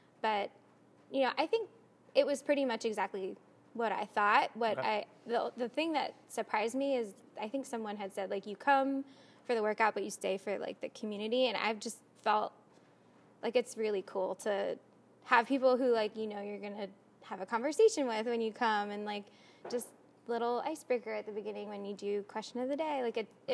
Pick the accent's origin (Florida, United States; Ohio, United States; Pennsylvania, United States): Pennsylvania, United States; Bucks County; also born or lived in Atlanta; I grew up in Bucks County, about 30 minutes from here